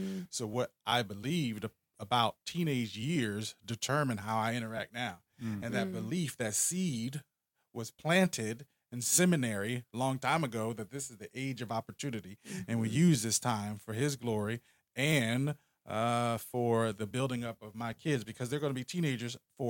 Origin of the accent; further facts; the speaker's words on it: Philadelphia, Pennsylvania, United States; I was born and raised in North Philly.